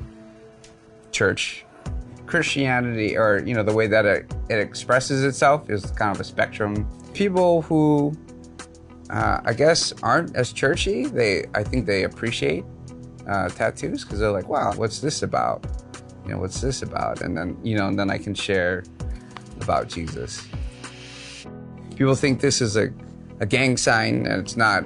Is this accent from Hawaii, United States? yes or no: yes; Oahu, Hawaii, United States; I grew up here on Oahu.